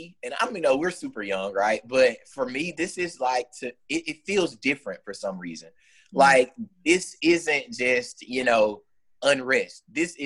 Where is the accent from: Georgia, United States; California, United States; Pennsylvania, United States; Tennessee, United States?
Georgia, United States; moved away as an adult; now in Birmingham, United States; I'm from Georgia originally. And, you know, for, I would say, probably like a year and a half, I was still registered in Georgia. So I would, like, drive all the way to South Georgia to vote. But I'm in Birmingham